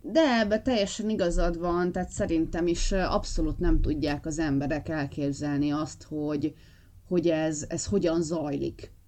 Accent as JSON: {"language": "Hungarian", "region": "Bakony", "country": "Hungary", "tie": "born or raised there", "said": "én bakonyi vagyok, tehát azért itt, itt keménytelek szoktak lenni gyerekkoromban"}